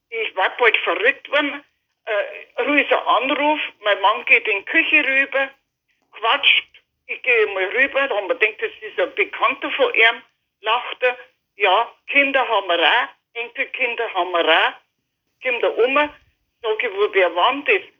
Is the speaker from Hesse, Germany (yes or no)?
no; Chammünster, Bavaria, Germany; Weil äh, Kam ist einfach meine Heimat.